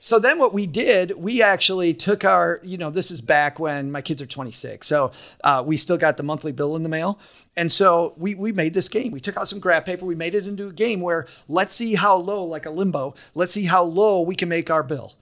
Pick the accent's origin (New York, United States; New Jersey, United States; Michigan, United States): Michigan, United States; Kalamazoo; also born or lived in Detroit; I'm from Kalamazoo